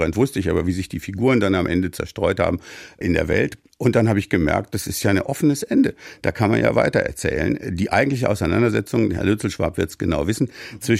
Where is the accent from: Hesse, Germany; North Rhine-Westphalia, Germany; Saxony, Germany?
North Rhine-Westphalia, Germany; Soest; wohnte damals als Abiturient, hatte gerade Abitur gemacht, in der super mittelalterlichen Stadt Soest, wo ich geboren bin.